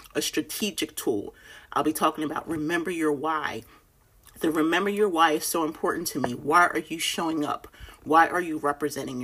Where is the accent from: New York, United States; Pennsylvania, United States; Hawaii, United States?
Pennsylvania, United States; Philadelphia; moved away as an adult; also born or lived in Delaware; now in North Carolina, United States; I was born and raised in Philly, and I lived in Delaware for 9 years with my husband